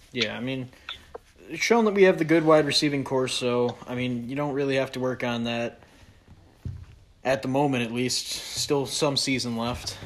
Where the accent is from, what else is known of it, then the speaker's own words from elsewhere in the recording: New York, United States; I'm from New York